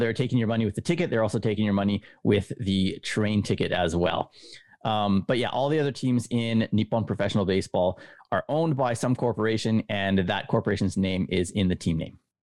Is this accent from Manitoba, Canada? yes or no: yes; Winnipeg, Manitoba, Canada; moved away as an adult; also born or lived in Japan; now in Kobe, Japan; I am from Winnipeg, Canada, right in the very smack in the middle of the coldest part of the nation. Um, I w, I lived there through my university years